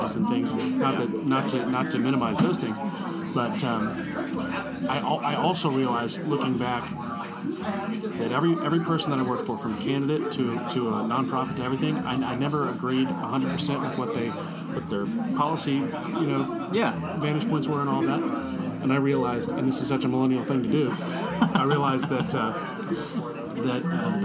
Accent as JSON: {"language": "English", "town": "Bartlesville", "region": "Oklahoma", "country": "United States", "tie": "born or raised there", "also_born_or_lived": "Norman, Oklahoma", "said": "I was born in Bartlesville, Oklahoma, which is in northeast Oklahoma, north of Tulsa. And so I was 918 loyal for a long time"}